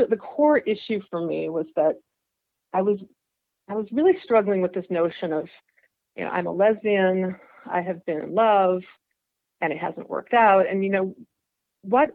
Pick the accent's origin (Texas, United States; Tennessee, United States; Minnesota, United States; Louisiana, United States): Minnesota, United States; Winona; moved away as an adult; also born or lived in Massachusetts / New York; now in San Francisco, United States; I grew up in a small town in southeastern Minnesota called Winona.